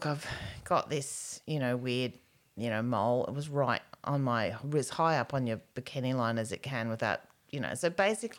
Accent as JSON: {"language": "English", "region": "Queensland", "country": "Australia", "tie": "born or raised there", "said": "I grew up in Queensland."}